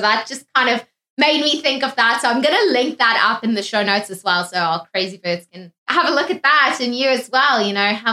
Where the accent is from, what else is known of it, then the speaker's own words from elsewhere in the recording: South Africa; being South African